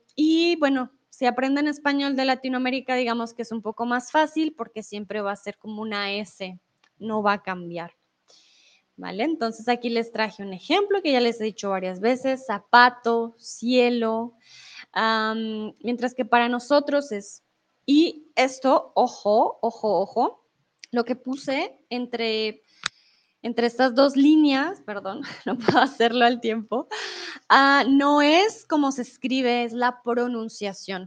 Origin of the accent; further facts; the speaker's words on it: Bogotá, Colombia; accent: Rolo; now in Mexico; soy Rola, soy de Bogotá, de la capital de Colombia